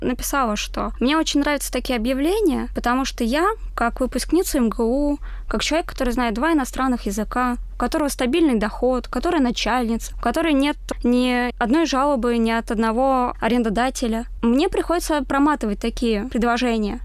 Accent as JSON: {"language": "Russian", "region": "Moscow Oblast", "country": "Russia", "tie": "born or raised there", "said": "Я родилась в Подмосковье"}